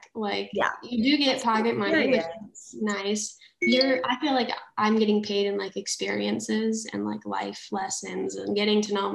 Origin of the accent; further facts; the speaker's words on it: Colorado, United States; moved away as an adult; now in France; I was from Colorado